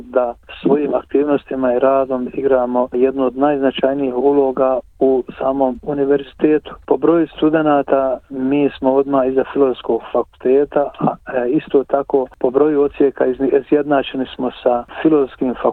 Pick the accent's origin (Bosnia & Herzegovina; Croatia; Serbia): Bosnia & Herzegovina; Donji Vakuf, Federation of Bosnia and Herzegovina; moved away as an adult; also born or lived in Sarajevo / Zenica; now in Australia; sam rođen u Donjem Vakufu 53. godine da sam tamo završio osnovnu školu, potom gazi u Srebegu u medresu